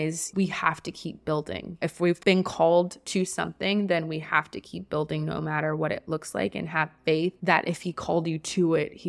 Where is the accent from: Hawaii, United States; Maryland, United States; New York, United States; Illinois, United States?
Hawaii, United States; Honolulu; I was born and raised in Honolulu, Hawaii. So I am an ocean sea girl. I started my life in Hawaii, grew up by the beach with my mom, and I didn't really know anything but that.